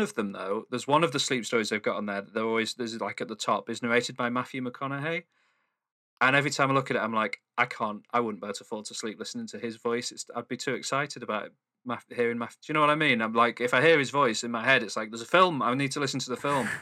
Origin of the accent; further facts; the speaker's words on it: Manchester, North West England, United Kingdom; I'm from Manchester